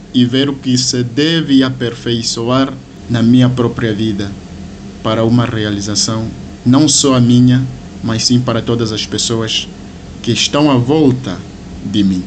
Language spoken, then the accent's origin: Portuguese; Huíla, Angola; moved away; sou da província da Huila, o país é Angola